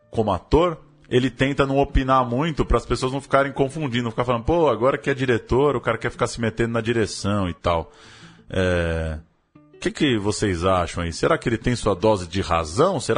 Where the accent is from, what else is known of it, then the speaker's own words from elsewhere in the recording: Minas Gerais, Brazil; não sou mineiro, sou geraizeiro, né? Sou dos Gerais.